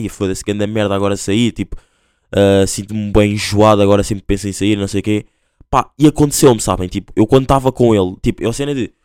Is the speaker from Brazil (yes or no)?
no; Angola; accent: Angolan; now in Portugal; eu sou angolano, vou dar o meu exemplo. Sou angolano, mas tipo, ah, às vezes tenho um bocado de vergonha de falar tipo, com o sotaque e tudo mais